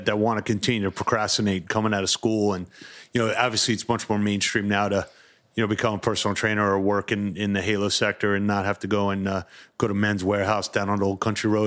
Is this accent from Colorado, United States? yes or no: no; Westbury, New York, United States; I'm from Westbury